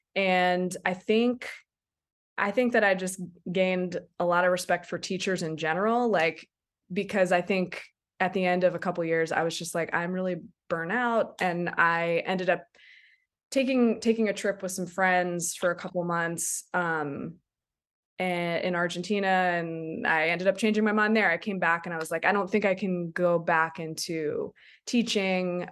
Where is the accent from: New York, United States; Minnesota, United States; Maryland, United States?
Maryland, United States; Silver Spring; now in Takoma Park, United States; I grew up in Silver Spring, right in Colesville